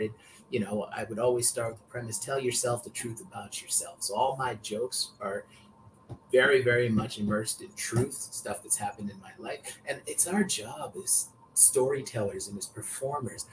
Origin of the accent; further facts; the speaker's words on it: Canada; also born or lived in Vancouver; I grew up in Canada